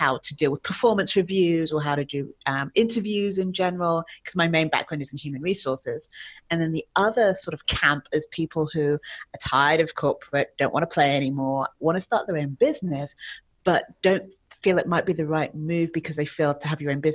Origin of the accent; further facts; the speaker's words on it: England, United Kingdom; moved away as an adult; now in Mexico; So I'm from England, but I currently reside in Mexico. I've been here for about 15 years.